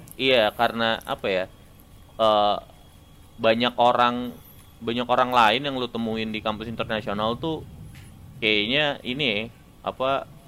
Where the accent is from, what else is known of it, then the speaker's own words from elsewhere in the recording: Serang, Banten, Indonesia; moved away as an adult; now in Bandung, Indonesia; gua datang dari Serang